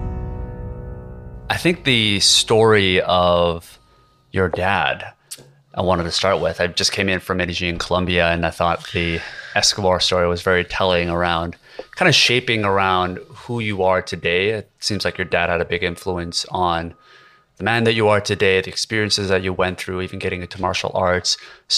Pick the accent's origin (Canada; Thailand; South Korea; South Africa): South Korea; moved away; I grew up in Korea as well